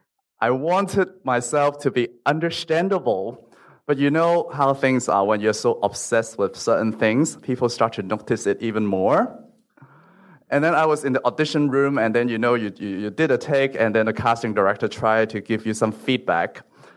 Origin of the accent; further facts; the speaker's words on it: Hong Kong; English is a second language; moved away as an adult; also born or lived in Los Angeles; I was born and raised in Hong Kong, so when I was studying English in a local school, everyone speaks just like me, including the teacher who was also born in Hong Kong.